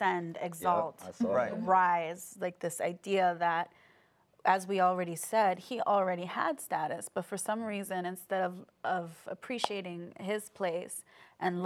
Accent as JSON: {"language": "English", "town": "New York City", "region": "New York", "country": "United States", "said": "I'm from New York City"}